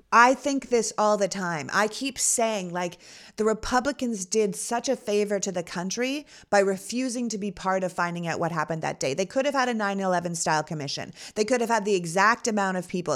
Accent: Toronto, Ontario, Canada; now in United States; I was born in Toronto

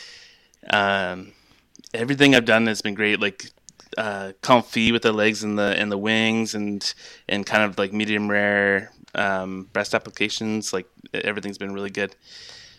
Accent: London, Ontario, Canada; moved away as an adult; also born or lived in Quebec / Alberta; now in Kingston, Canada; I grew up in London, Ontario, which is kind of southwestern

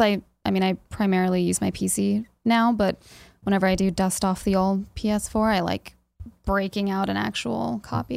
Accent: Japan; now in Frederick, Maryland, United States; growing up in Japan

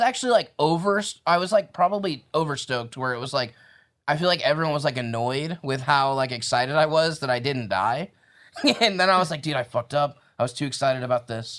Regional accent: Indiana, United States; I'm from Indiana.

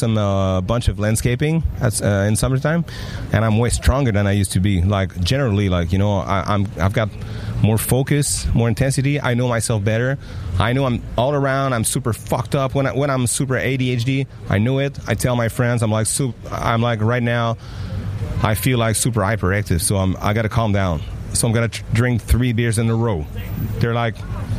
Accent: France; English is a second language; you can tell I'm French. But, I mean, my accent and everything

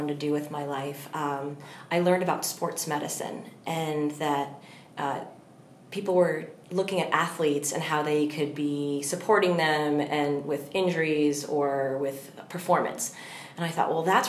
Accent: Long Island, New York, United States; also born or lived in Indiana; I'm from Long Island

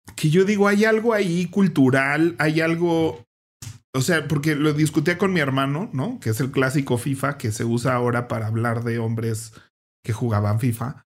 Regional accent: Mexico; el partido de México donde salimos del Mundial

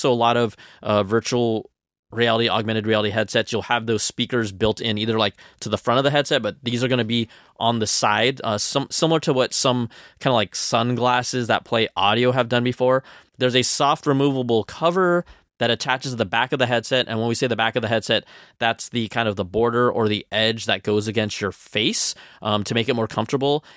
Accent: Bay Area, California, United States; moved away; I'm recording this from Cupertino, from my parents' house, because I am from the Bay Area

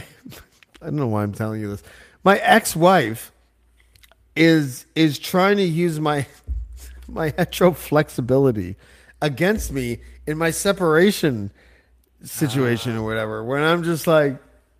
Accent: Whitby, Ontario, Canada; I grew up in Whitby, Ontario

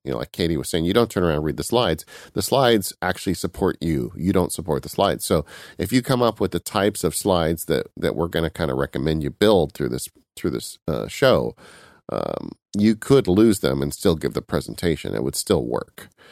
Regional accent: California, United States; I'm from California

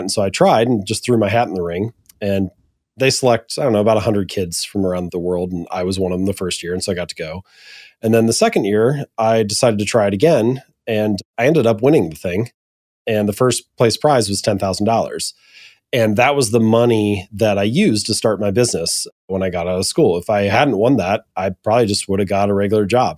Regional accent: Hamilton, Ohio, United States; now in Columbus, United States; I'm an Ohio boy. I was born and raised in Hamilton, Ohio.

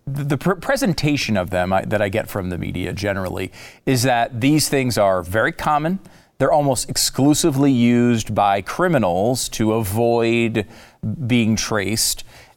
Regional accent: Connecticut, United States; I'm not like really a gun guy. I mean, I grew up in Connecticut.

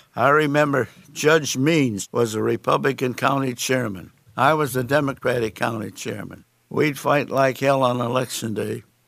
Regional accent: South Bend, Indiana, United States; I was born and raised here in South Bend and graduated from Central High School

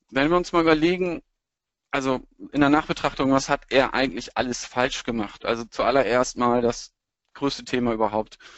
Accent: Lower Saxony, Germany; now in Hamburg, Germany; bin Niedersachse, der jetzt in Hamburg heimisch geworden ist und gebeutelter Werder Bremen-Fan.

